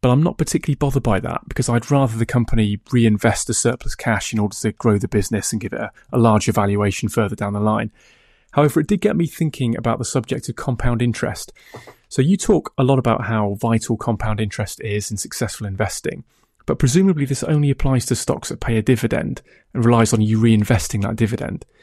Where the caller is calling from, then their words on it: England, United Kingdom; I'm contacting you from England.